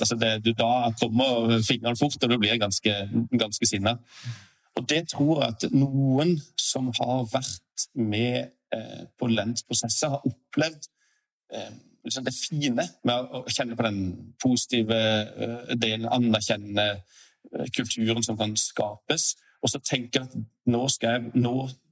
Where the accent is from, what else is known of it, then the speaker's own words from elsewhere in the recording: Sørlandet, Norway; som en sørlending